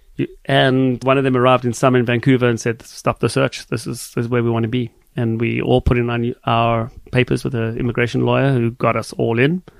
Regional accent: Johannesburg, Gauteng, South Africa; born or raised there; now in Canada

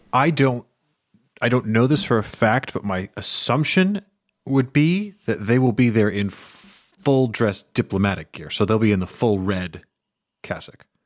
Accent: United Kingdom; I am British. I have a British passport.

